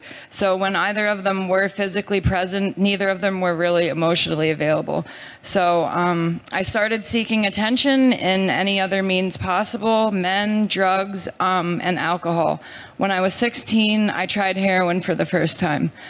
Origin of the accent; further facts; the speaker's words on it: Pennsylvania, United States; I'm 36 years old, and I'm from Pennsylvania.